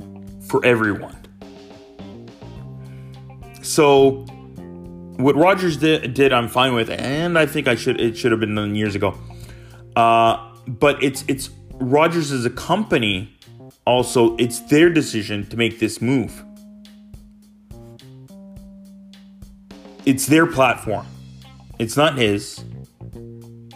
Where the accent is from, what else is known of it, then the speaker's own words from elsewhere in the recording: Brampton, Ontario, Canada; also born or lived in Windsor, Canada; growing up in the GTA, of the greater area of Toronto